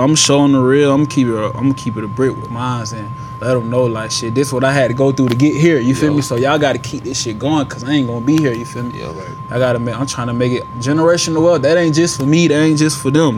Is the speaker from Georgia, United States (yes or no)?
yes; Atlanta, Georgia, United States; moved away as an adult; now in Toledo, United States; I'm from Atlanta. I'm from uh, the west side of Atlanta